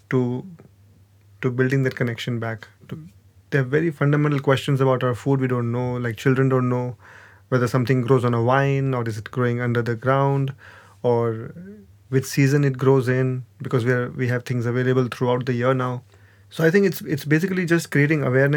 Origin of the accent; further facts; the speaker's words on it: Gujarat, India; I grew up in Gujarat